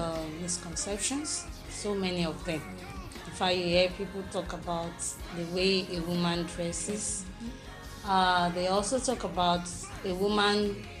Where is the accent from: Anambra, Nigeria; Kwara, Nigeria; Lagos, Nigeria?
Kwara, Nigeria; Though I'm from Kwara State.